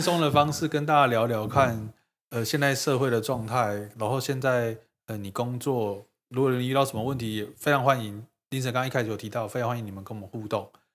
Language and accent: Chinese; Taiwan; 因为台湾是海岛国家，我们都做出口贸易跟做外国人生意居多